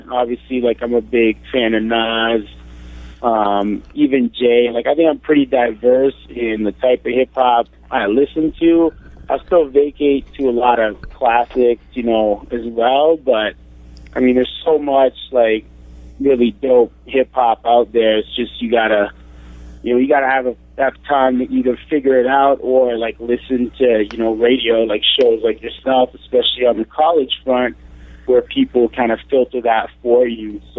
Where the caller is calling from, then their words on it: Toronto, Ontario, Canada; Uh, I'm in Toronto.